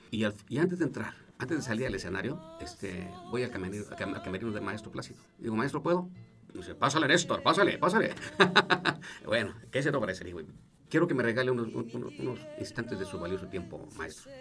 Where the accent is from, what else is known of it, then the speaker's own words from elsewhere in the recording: Salamanca, Guanajuato, Mexico; moved away as an adult; also born or lived in Mexico City, Mexico; yo me fui de aquí de, de Salamanca, a los 23 años.